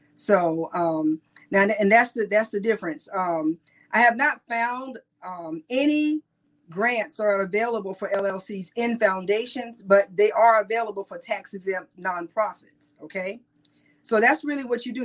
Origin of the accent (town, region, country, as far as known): South Carolina, United States